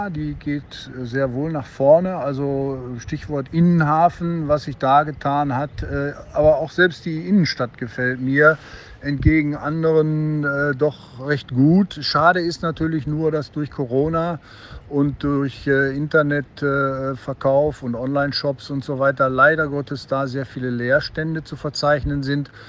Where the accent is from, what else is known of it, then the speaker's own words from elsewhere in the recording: Duisburg, North Rhine-Westphalia, Germany; Und äh, Duisburg ist und bleibt meine Heimat. Und ich sehe allerdings Duisburg als Teil des Ruhrgebietes.